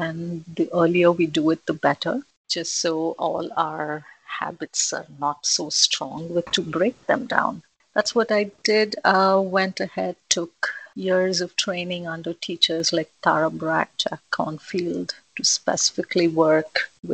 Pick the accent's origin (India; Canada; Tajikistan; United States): India; moved away as an adult; I was born and brought up in India. I was there until my son was born. So for a good 30 years